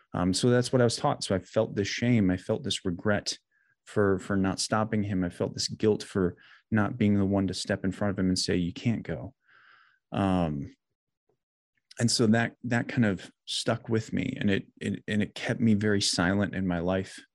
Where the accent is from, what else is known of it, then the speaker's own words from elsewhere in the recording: Janesville, Wisconsin, United States; now in Brookfield, United States; I was born and raised in Janesville, which is like central South Wisconsin.